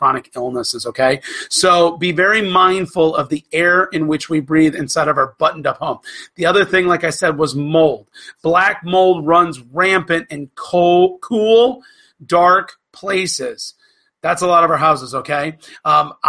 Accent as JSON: {"language": "English", "region": "Florida", "country": "United States", "tie": "born or raised there", "said": "when I was growing up in Florida"}